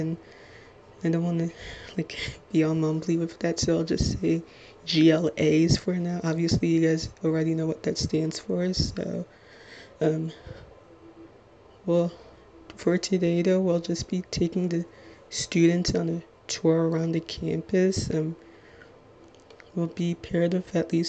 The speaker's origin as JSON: {"language": "English", "town": "Little Ferry", "region": "New Jersey", "country": "United States", "said": "I'm 22 years old, and I'm from Little Ferry, New Jersey"}